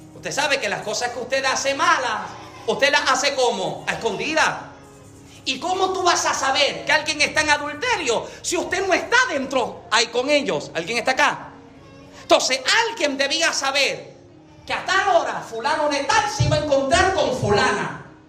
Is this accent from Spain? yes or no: no; Yauco, Puerto Rico; yo nací en Yauco, Puerto Rico